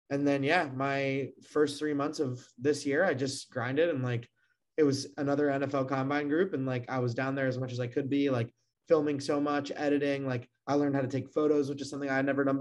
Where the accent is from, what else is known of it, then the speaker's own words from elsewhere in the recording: Maryland, United States; I grew up in Maryland